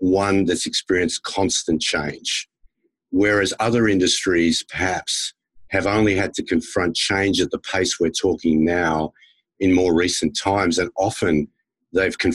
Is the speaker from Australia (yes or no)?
yes; Australia; also born or lived in United States; as an Australian who lived in the US, actually lived in the US as a school kid and then worked with American companies for many years